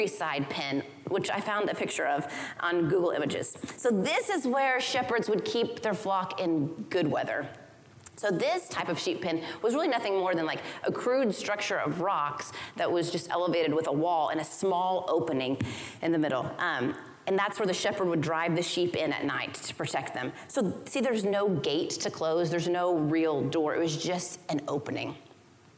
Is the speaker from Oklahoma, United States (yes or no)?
yes; Oklahoma, United States; I grew up in Oklahoma